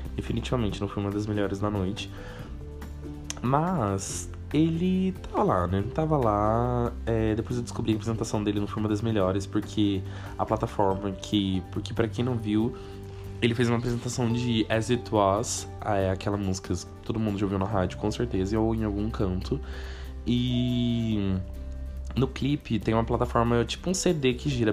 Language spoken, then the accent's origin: Portuguese; Cruzeiro, São Paulo, Brazil; now in São Paulo, Brazil; em 2021 eu passei um tempo na minha cidade natal, nasci né, em Cruzeiro, interior de São Paulo, próximo a Taubaté